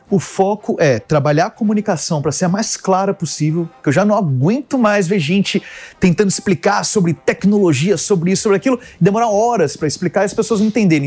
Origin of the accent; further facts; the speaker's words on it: Brasília, Federal District, Brazil; also born or lived in United States; Sou de Brasília. Eu nasci fora, eu sou americano e vim para Brasília com 4, 5 anos de idade, pequenininho.